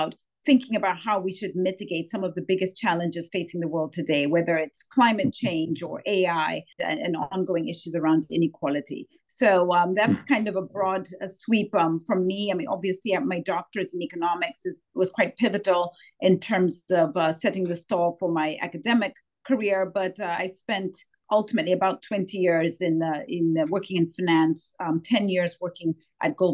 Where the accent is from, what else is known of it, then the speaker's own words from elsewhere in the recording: Zambia; moved away as an adult; also born or lived in United States / United Kingdom; I was born and raised in Zambia, Southern Africa